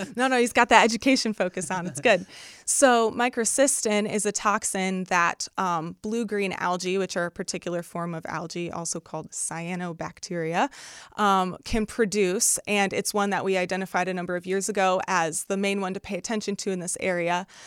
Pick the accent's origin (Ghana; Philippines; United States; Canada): United States; Northwest Indiana; I'm from Northwest Indiana